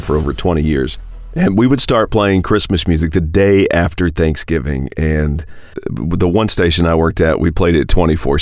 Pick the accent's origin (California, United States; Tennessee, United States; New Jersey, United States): Tennessee, United States; I'm from Tennessee